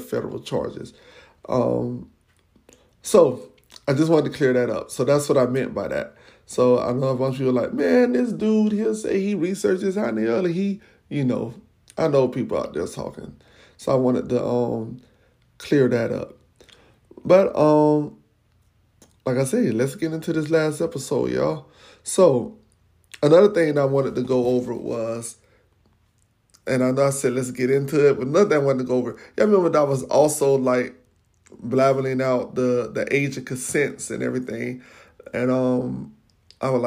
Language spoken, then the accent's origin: English; Florida, United States; I'm from Florida